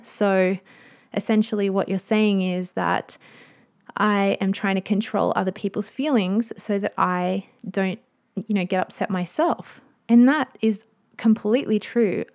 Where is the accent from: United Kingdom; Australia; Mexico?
Australia; I'm an Aussie mum in my thirties